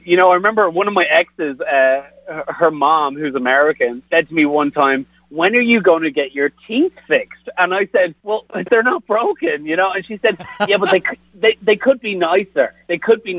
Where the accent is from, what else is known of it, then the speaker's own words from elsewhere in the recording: Dublin, Leinster, Ireland; also born or lived in South Bend, Indiana; now in Kansas City, United States; I'm from Dublin in Ireland